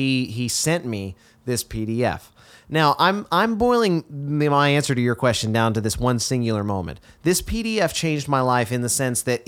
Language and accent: English; Texas, United States; growing up in Texas